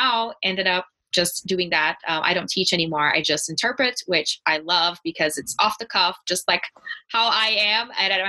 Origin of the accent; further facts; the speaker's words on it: Brazil; English is a second language; moved away as an adult; now in Denver, United States; because I grew up in Brazil, lots of the literature was in Portuguese